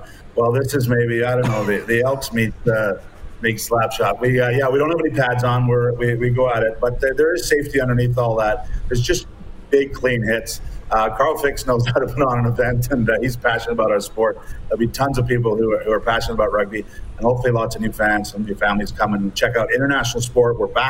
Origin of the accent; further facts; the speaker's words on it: West Coast, Canada; also born or lived in Europe; I grew up on the West Coast